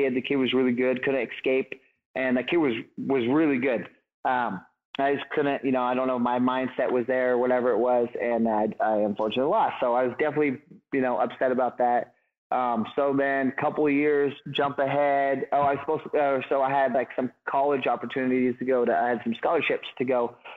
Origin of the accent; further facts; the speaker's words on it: Humboldt County, California, United States; And I'm born and raised in Humboldt County. So I've lived here my whole life